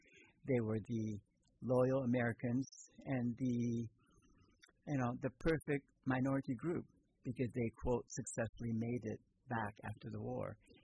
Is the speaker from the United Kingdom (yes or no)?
no; Japan; born there; They just thought I was weird because I was born in Japan.